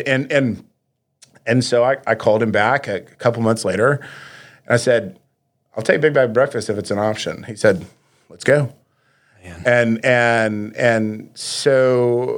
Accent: Little Rock, Arkansas, United States; born or raised there

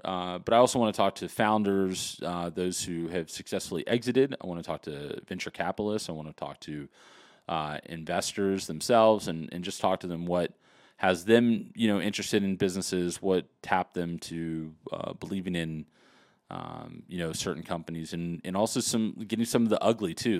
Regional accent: Los Angeles, California, United States; I was really born and raised in Los Angeles, California, well, actually Hollywood, California

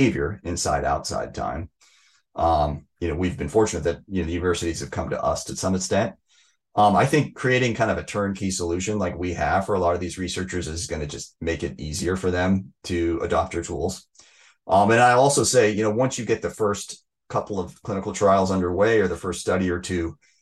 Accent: outside Seattle, Washington, United States; I grew up outside Seattle

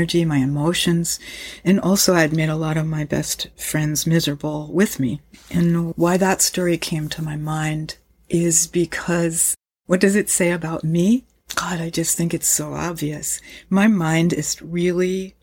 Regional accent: United States; I grew up in the United States of America

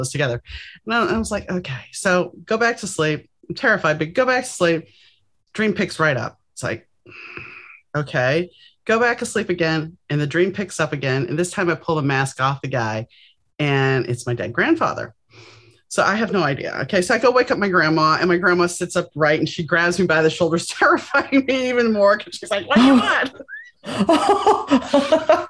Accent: New Orleans, Louisiana, United States; now in Los Angeles, United States; I grew up in New Orleans, so we had Mardi Gras and Epiphany.

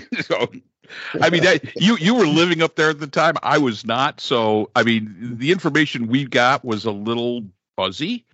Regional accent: New York, United States; moved away as an adult; now in South Carolina, United States; I grew up in New York, but we've been down here for 25, going 27 years

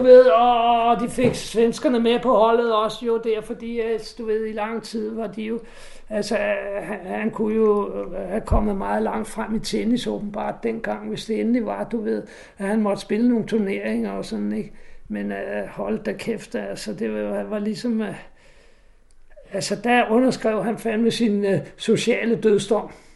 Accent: Næstved, Zealand, Denmark; Jeg kommer fra Næstved

